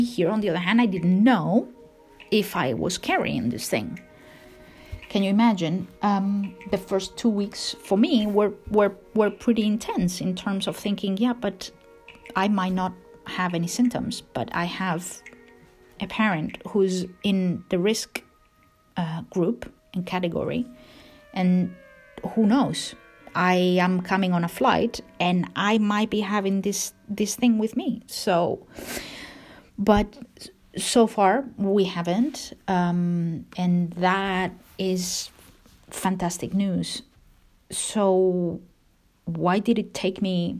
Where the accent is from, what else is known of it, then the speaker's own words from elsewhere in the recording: Spain; now in Canada; I am from Spain and that I happen to be in Spain